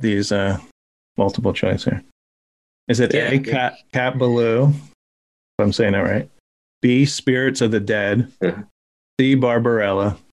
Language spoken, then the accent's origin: English; New Jersey, United States; Even though we're from Jersey.